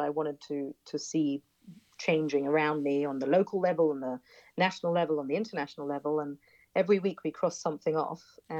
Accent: United Kingdom; now in Israel; And I'm choosing to live here. My husband's American. I'm British.

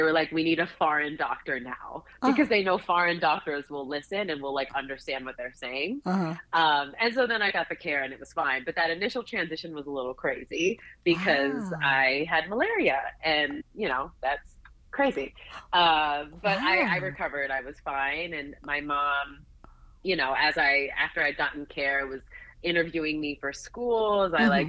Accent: Lomé, Maritime, Togo; also born or lived in Washington, D.C., United States; I was born in Washington, D.C., but my dad took a job shortly after I was born that took us to Lomé, Togo, just to summarize what that movement was.

